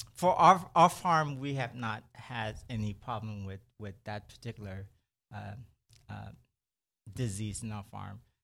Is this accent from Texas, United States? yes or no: yes; Brenham, Texas, United States; also born or lived in Houston; I grew up in Brenham. I, I did my, um, elementary year there, and then after that, in junior high, we moved to Houston, and I stayed there ever since